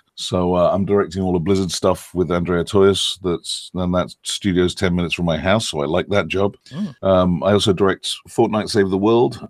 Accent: Yorkshire and the Humber, United Kingdom; also born or lived in Fontenay-sous-Bois, France; now in United States; my mom took me to live in England, and I grew up in North Yorkshire because her sister was living there at the time, and a very, very beautiful rural part of England, just about halfway between London and Scotland. Grew up almost practically on a farm or surrounded by farms.

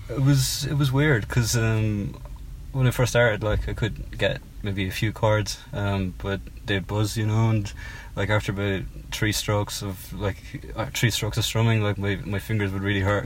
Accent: Cork, Munster, Ireland; moved away as an adult; also born or lived in United Kingdom; now in London, United Kingdom; as you can probably tell from my, my accent, I'm from Cork in Southern Ireland.

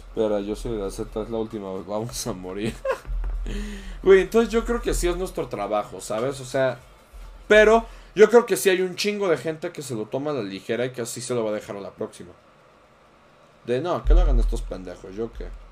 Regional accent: Mexico

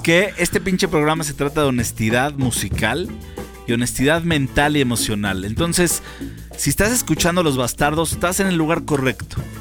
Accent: Mexico; como mexicano

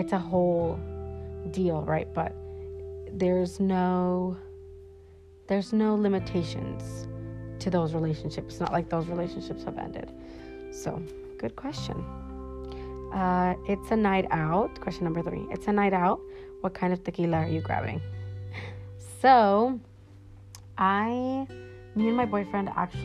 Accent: Sunnyvale, California, United States; also born or lived in Mexico; now in Washington, United States; I was born in Mexico, but I was brought to the United States when I was 7. And I was actually in California, Northern Cali, so Sunnyvale, California

